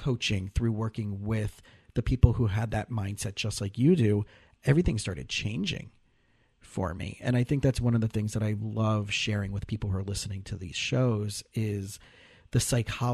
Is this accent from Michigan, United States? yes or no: no; South Florida, United States; I grew up in South Florida